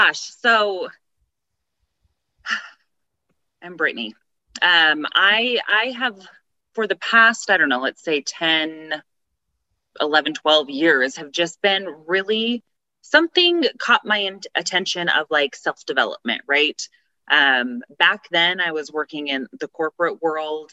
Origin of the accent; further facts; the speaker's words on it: Tooele, Utah, United States; moved away as an adult; I'm from Tooele, Utah, born and raised, graduated, and then moved away